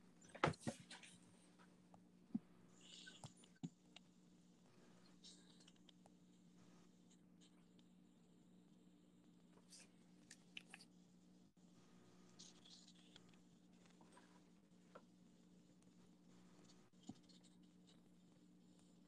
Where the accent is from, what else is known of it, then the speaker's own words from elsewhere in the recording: Garland, Texas, United States; now in Stephenville, United States; I'm from Garland, Texas. That's like a suburb city northeast of Dallas